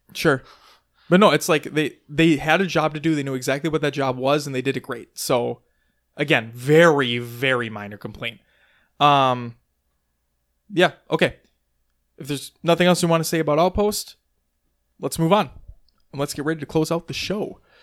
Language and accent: English; Minnesota, United States; we're from Minnesota